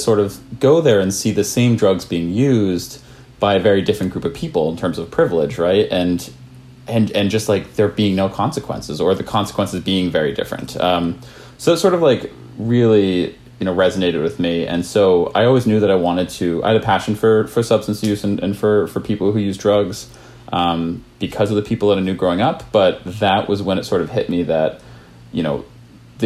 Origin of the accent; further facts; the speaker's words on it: Maine, United States; I grew up in Maine